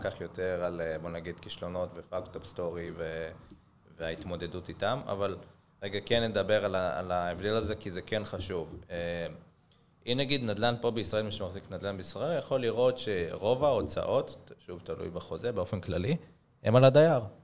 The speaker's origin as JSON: {"language": "Hebrew", "country": "Israel", "said": "נגיד ישראלים, אנחנו ישראלים"}